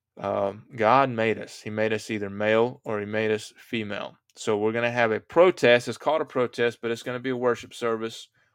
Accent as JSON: {"language": "English", "country": "United States", "said": "I'm an American"}